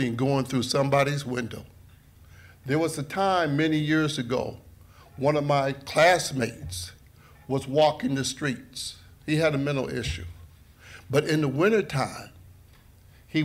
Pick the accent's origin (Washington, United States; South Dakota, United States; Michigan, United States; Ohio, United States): Michigan, United States; Lansing; I came back to my hometown, Lansing.